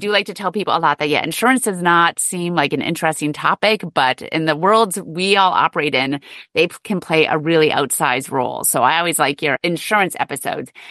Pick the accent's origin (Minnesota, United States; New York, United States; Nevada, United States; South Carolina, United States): Minnesota, United States; my home state, Minnesota